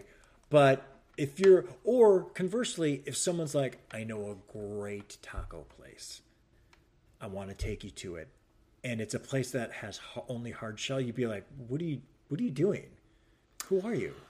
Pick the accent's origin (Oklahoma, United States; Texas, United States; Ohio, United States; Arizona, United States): Ohio, United States; Cleveland; moved away as an adult; also born or lived in New Hampshire / Chicago; now in Los Angeles, United States; growing up in Cleveland